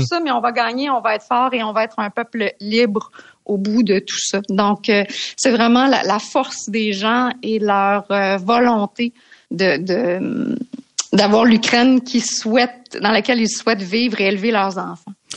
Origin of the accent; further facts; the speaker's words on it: Canada; on est Canadien